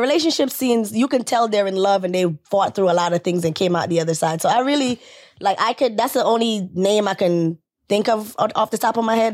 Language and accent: English; Jamaica; I'm Caribbean, I'm Jamaican, so mm-hmm. we lived in you know big you know big family settings